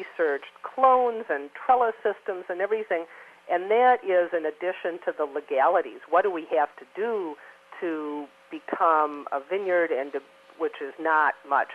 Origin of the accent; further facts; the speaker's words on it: Midwest, United States; moved away; also born or lived in Oregon; I grew up in the Midwest